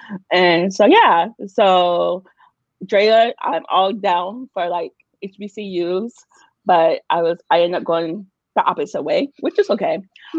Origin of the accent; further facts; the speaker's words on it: Boston, Massachusetts, United States; also born or lived in Georgia / Rhode Island; hey, I'm from Boston. I grew up in Boston. I went to John D. O'Brien.